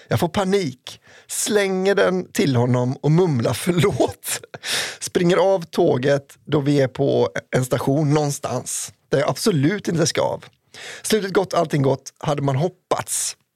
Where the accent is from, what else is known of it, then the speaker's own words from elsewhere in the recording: Sweden; born there; Men som född svensk kan jag inte säga något opassande.